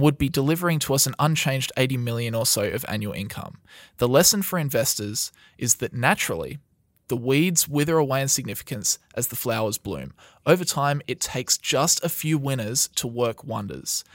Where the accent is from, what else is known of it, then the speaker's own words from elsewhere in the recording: Australia; We are from Australia